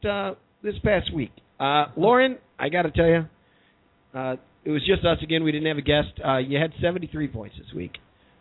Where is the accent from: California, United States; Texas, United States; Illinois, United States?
Illinois, United States; Chicago; As a Chicagoan, I want it to happen, too.